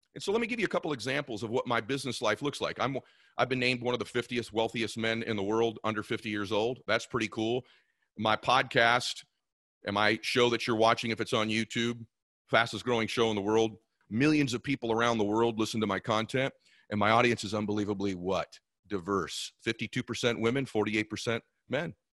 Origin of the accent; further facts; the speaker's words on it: California, United States; I was from California